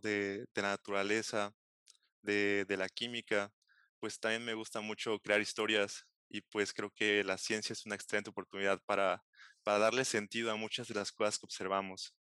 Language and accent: Spanish; Xalapa, Veracruz, Mexico; moved away as an adult; also born or lived in Galway, Ireland; yo soy oriundo de Jalapa, Veracruz. Este, ahí nací, ahí crecí